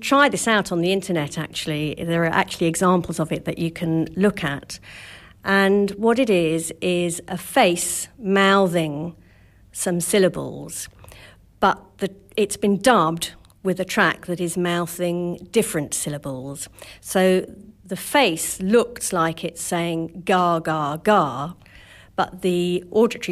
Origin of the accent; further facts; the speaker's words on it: United Kingdom; the British, we tend to move our mouths not quite so much because we're a little bit embarrassed